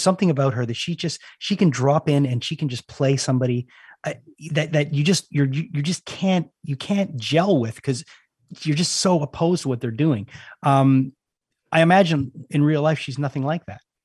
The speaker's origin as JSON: {"language": "English", "country": "Canada", "said": "I'm from Canada"}